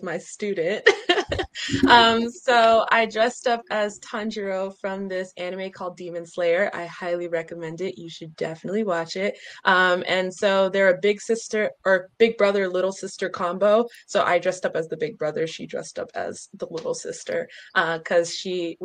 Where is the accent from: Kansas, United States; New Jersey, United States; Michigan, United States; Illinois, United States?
New Jersey, United States; Newark; moved away as an adult; also born or lived in Stanford, California; now in Texas, United States; I'm from Newark, New Jersey. That's where I grew up